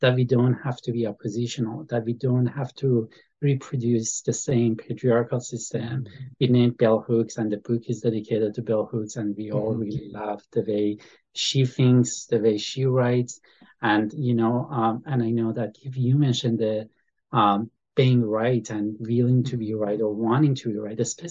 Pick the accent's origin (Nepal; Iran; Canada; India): Iran; now in United States; I came to the United States. I'm from Iran